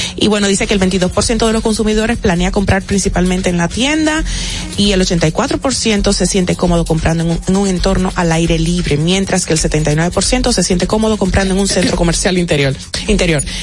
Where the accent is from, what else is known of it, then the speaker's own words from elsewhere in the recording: Dominican Republic; como dominicanos